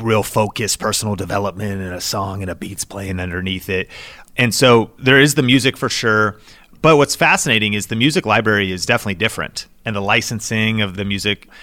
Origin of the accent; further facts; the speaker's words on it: Seattle, Washington, United States; I grew up in Seattle